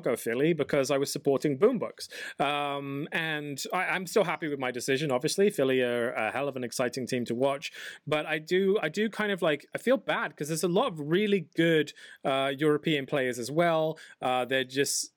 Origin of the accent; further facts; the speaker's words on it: England, United Kingdom; I'm English